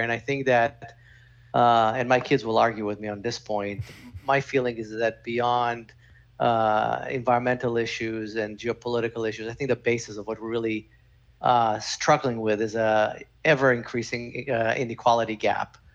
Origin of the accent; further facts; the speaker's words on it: Canada; I'm Canadian